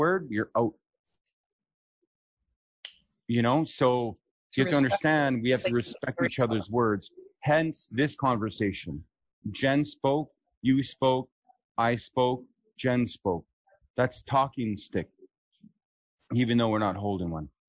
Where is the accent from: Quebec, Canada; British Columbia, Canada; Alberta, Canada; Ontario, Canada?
Alberta, Canada; born or raised there